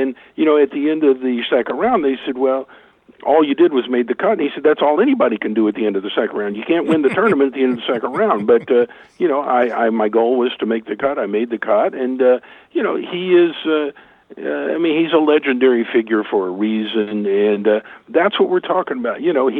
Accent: Tulsa, Oklahoma, United States; I so much enjoyed having him here in my hometown on our home course for the PGA Championship

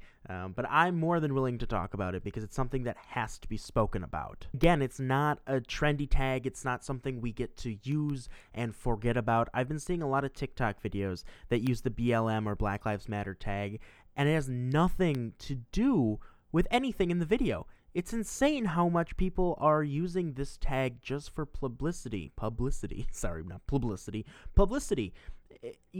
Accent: Milwaukee, Wisconsin, United States; I'm from Milwaukee, Wisconsin

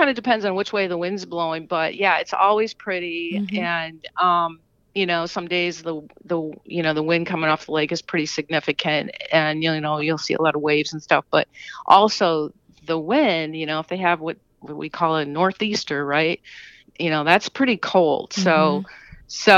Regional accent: Racine, Wisconsin, United States; I'm from Racine, Wisconsin

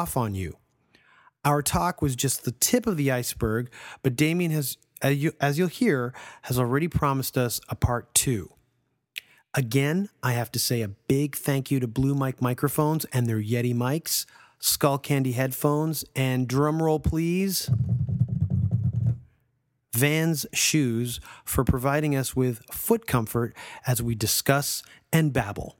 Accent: Toronto, Ontario, Canada; my hometown of Toronto

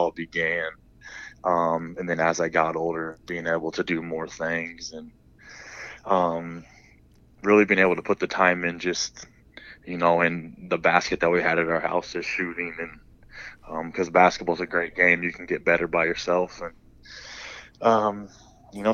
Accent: Huntington, Indiana, United States; the whole time was in Huntington

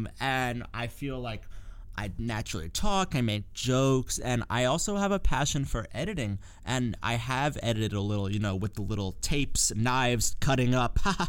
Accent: New York City, New York, United States; Yeah, I'm from the Upper West Side. I've been in New York City my whole life.

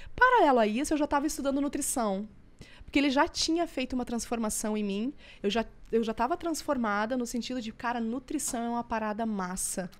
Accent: Estância Velha, Rio Grande do Sul, Brazil; Nós somos lá do interior do Rio Grande do Sul, de uma cidade chamada Estância Velha

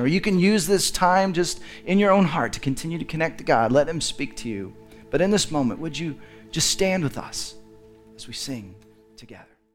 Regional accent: Dallas, Texas, United States; I grew up in Dallas, which I think is the belt buckle of the Bible Belt

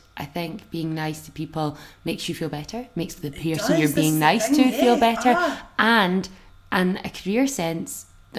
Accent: Scotland, United Kingdom; being Scottish

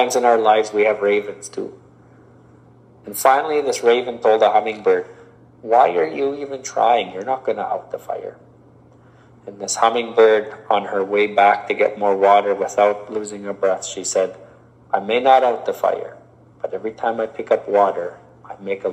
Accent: Canada; As one Indigenous person, I am a Canadian, but I'm also a First Nation person

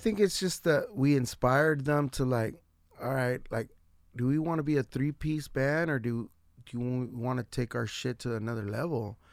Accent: San Diego, California, United States; I represent San Diego wherever I go, like, That's my shit. I'm from San Diego, wherever I'm

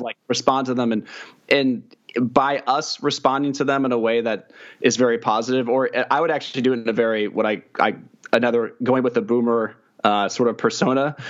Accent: Kansas City, United States; I'm from Kansas City

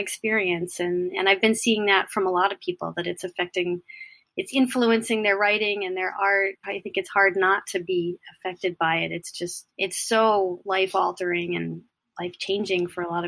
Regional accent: Camden, Maine, United States; I grew up in Camden, in the Camden area

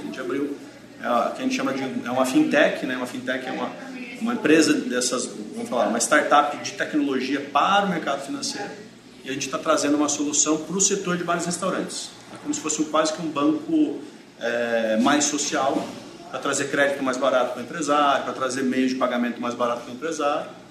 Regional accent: Mogi Mirim, São Paulo, Brazil; moved away as an adult; now in Campinas, Brazil; Eu, na realidade, sou de Mogi, Mirim, aqui perto, né? Aí eu com 19 anos eu fui para São Paulo

